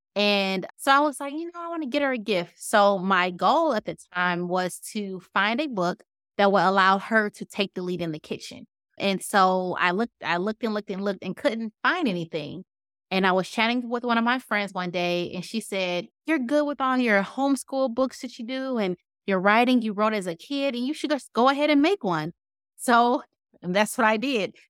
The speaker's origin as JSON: {"language": "English", "town": "Detroit", "region": "Michigan", "country": "United States", "tie": "born or raised there", "moved": "yes", "said": "originally, I'm from Detroit, born and raised"}